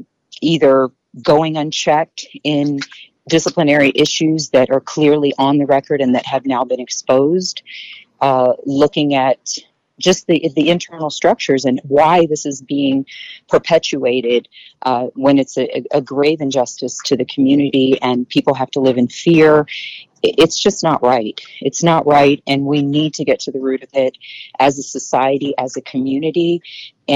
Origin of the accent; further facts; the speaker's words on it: Houston, Texas, United States; I grew up here in Houston